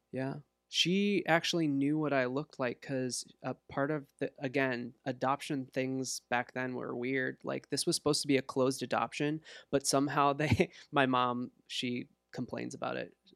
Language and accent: English; Walcott, Iowa, United States; also born or lived in Los Angeles, California / Bettendorf, Iowa; now in Davenport, United States; I grew up in Walcott, went to high school in Davenport